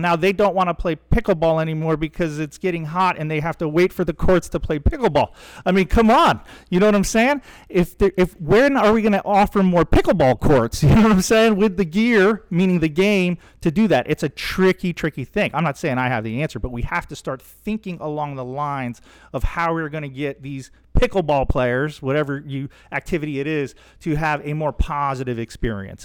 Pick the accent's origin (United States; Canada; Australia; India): United States; Central Florida; growing up in Central Florida as a younger guy